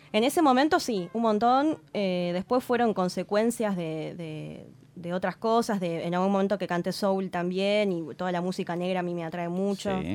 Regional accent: Campana, Buenos Aires Province, Argentina; yo soy de Campana.

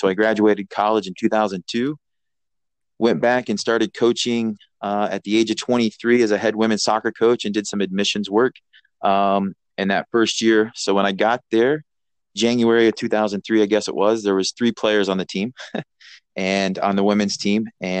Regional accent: Taylorville, Illinois, United States; moved away as an adult; also born or lived in Mount Pleasant, Iowa; Just a rural town. I'm from Taylorville, Illinois, so small farming community.

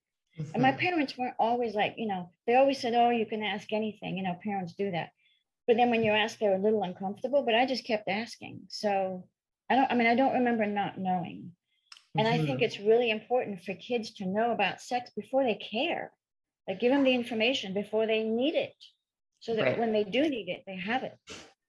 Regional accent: Paris, Île-de-France, France; I was born and raised in Paris. To a French father and an English mother. So I grew up bilingual, which is why I don't sound French. I don't have that sexy French accent.

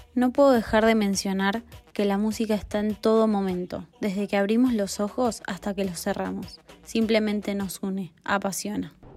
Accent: Uruguay; soy DJ uruguayo

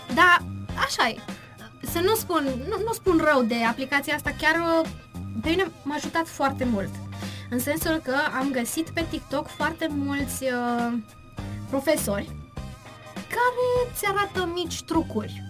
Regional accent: Târnăveni, Mureș County, Romania; vin din Târnăveni și sunt elevă a Școlii Populare de Artă din Târgu Mureș și astăzi, din inima Ardealului

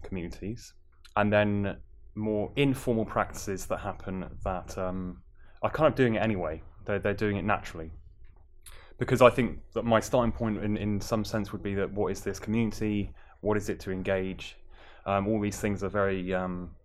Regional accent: Plymouth, South West England, United Kingdom; moved away as an adult; I'm from Plymouth originally

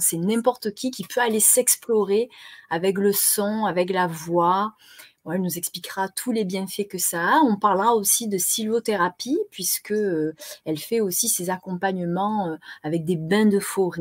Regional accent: Marseille, Provence-Alpes-Côte d'Azur, France; accent: Marseillais; Je suis née à Marseille

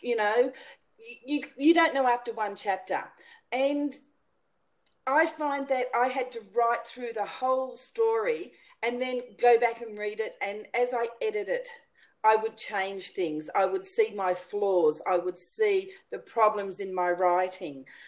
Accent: Australia; in Australia, we pronounce it pergola

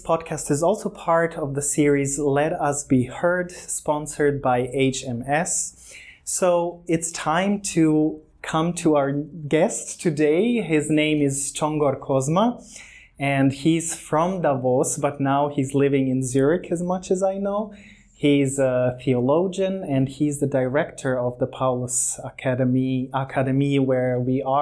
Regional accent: Croatia; also born or lived in Germany; I was born in Germany. I grew up in Croatia

